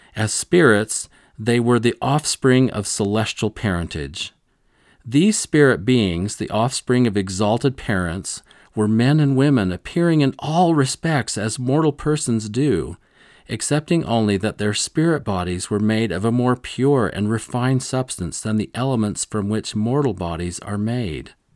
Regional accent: Rolla, Missouri, United States; growing up in Rolla, Missouri, a small town

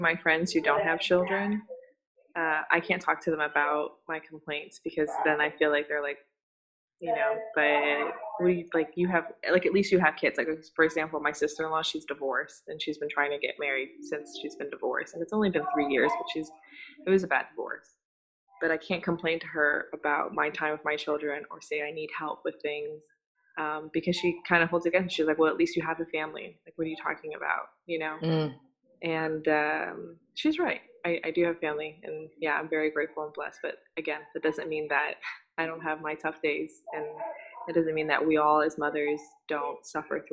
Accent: Singapore; moved away; I'm from Singapore, so I grew up with Bollywood

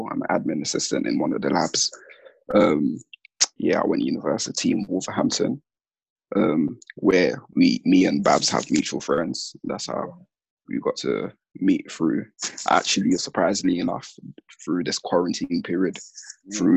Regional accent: Gambia; born there; so I was born in Gambia or the Gambia, which is west coast of Africa.

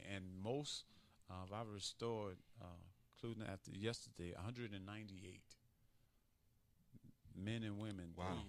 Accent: Chicago, Illinois, United States; because I came from Chicago, and I was in the mix of the crime and didn't really realize it.

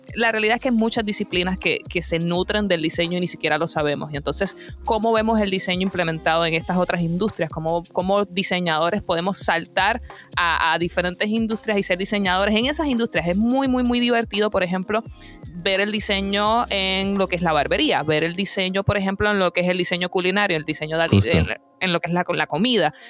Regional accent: Puerto Rico; mi país natal, Puerto Rico

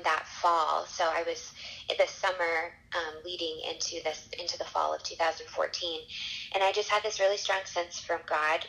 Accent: Baltimore, Maryland, United States; moved away as an adult; also born or lived in California / Chicago / Zambia; now in Nashville, United States; Baltimore was where I grew up

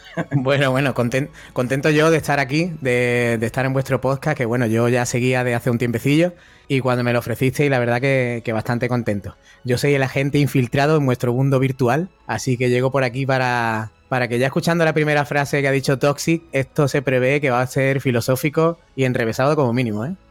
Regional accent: Málaga, Andalusia, Spain; Yo soy de Málaga

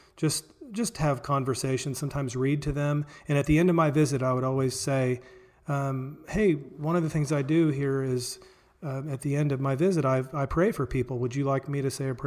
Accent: Springfield, Missouri, United States; I grew up in Springfield, Missouri, here, Southwest Missouri

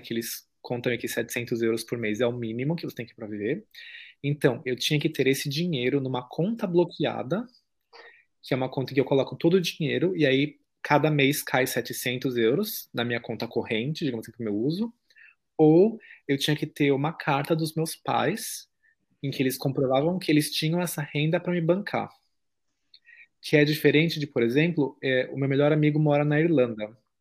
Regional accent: São Paulo, Brazil; moved away as an adult; now in Germany; não consegui morar em cidade pequena, porque eu sou paulistano.

